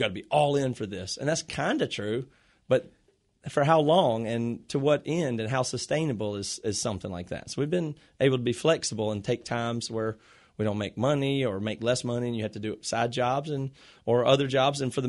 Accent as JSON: {"language": "English", "town": "Greenville", "region": "South Carolina", "country": "United States", "tie": "born or raised there", "also_born_or_lived": "Rock Hill, South Carolina", "moved": "as an adult", "lives_now": "Seattle, United States", "said": "We moved here from South Carolina when we finished college because we grew up in Rock, you know, Greenville, and went to college in Rock Hill, South Carolina."}